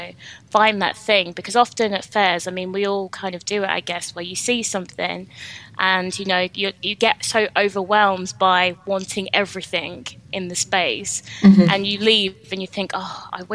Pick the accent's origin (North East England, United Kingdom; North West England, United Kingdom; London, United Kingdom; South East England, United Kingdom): London, United Kingdom; moved away as an adult; now in Leeds, United Kingdom; I'm actually from London. I moved up to Leeds in 2016